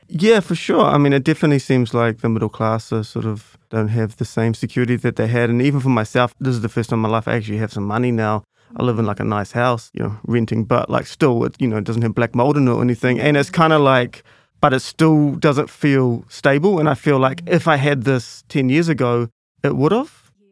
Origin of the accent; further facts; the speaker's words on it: Auckland, New Zealand; I grew up in Grayland, but then since then I've lived all over Central